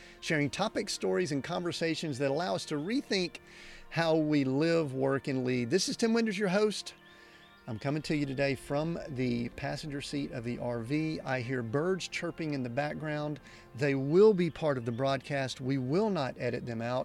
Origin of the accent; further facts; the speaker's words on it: Southern United States, United States; accent: Southern United States; my Southern United States accent